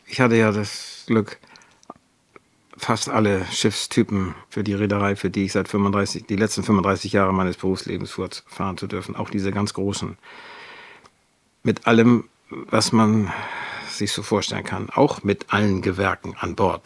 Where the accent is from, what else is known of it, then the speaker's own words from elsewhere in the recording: Wedel, Schleswig-Holstein, Germany; now in Wendland, Germany; Ich bin geboren in Wedel an der Elbe